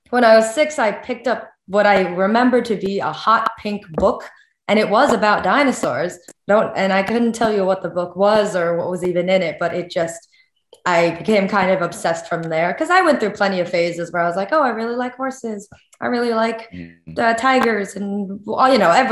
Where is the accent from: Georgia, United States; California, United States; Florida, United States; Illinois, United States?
Illinois, United States; Chicago; moved away as an adult; also born or lived in China / Boston; now in Bristol, United Kingdom; I'm adopted from China, but I grew up in Chicago my whole life.